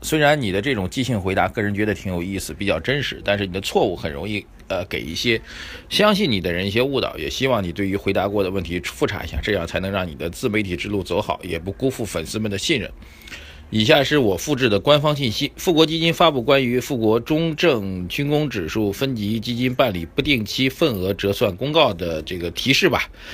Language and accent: Chinese; Shanghai, China; 用我们上海人讲话呢